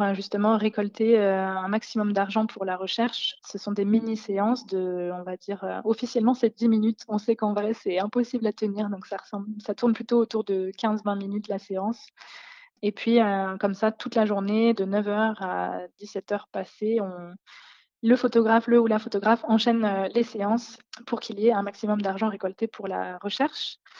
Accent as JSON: {"language": "French", "area": "Lorraine", "region": "Grand Est", "country": "France", "also_born_or_lived": "Lyon", "moved": "as an adult", "lives_now": "Isère, France", "said": "je viens de Lorraine, mais j'habitais à Lyon depuis six ans et là, je viens de déménager dans l'Isère"}